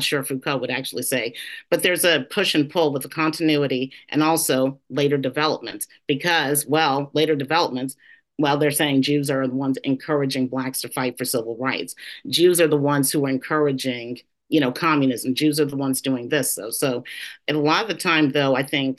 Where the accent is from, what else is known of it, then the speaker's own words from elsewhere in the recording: Louisiana, United States; I'm from Louisiana